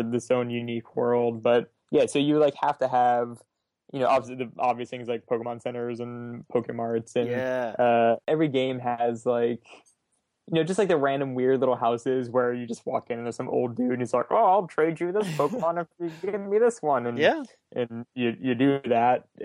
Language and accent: English; South Florida, United States; I grew up in South Florida